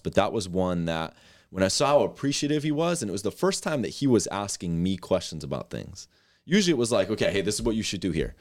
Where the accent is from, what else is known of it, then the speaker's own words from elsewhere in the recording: Westport, Massachusetts, United States; I grew up in Westport, Massachusetts, small town in, in Southern Mass.